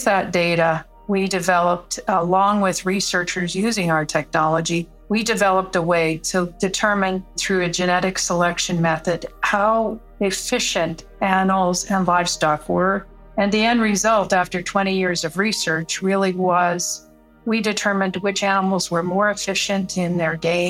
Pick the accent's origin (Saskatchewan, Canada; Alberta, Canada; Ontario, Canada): Saskatchewan, Canada; I grew up in Saskatchewan, so everyone is connected to agriculture in Saskatchewan